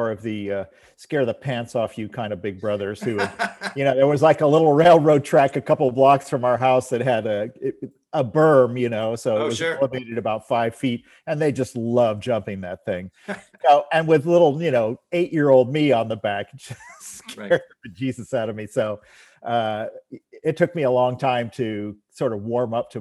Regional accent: Stockton, California, United States; I grew up in Stockton, California

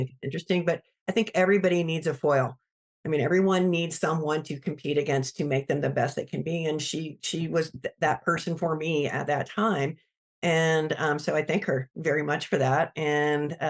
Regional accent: Greenville, South Carolina, United States; I'm from Greenville, South Carolina. So that's kind of my stomping grounds out there

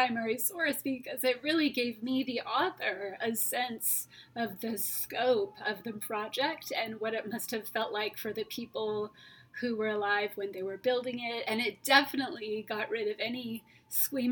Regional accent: California, United States; I'm from California

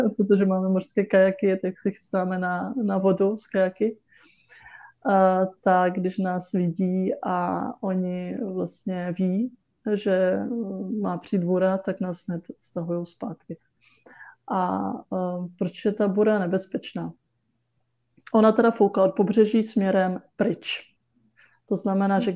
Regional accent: Czechia; Czech is a second language; my jsme se teda naučili česky, chodili jsme do školy do Čech

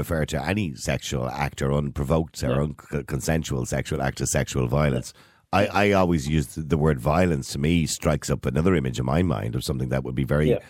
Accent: Ireland; we're Irish.

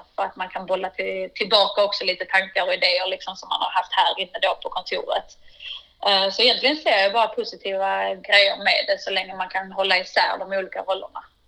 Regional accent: Vellinge, Skåne, Sweden; jag är uppvuxen i, i Vellinge, en liten by utanför Malmö

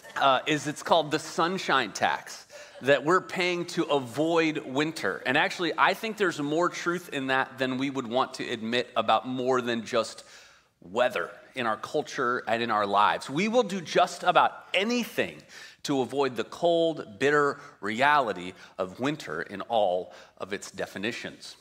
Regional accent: Midwest, United States; moved away as an adult; also born or lived in Colorado; now in California, United States; I grew up in the Midwest

